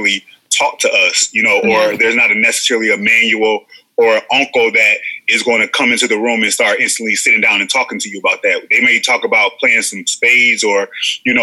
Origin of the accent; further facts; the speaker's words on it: Cleveland, Ohio, United States; moved away; I'm originally from Cleveland, Ohio. I grew up probably in every pocket or neighborhood of Cleveland that you can imagine.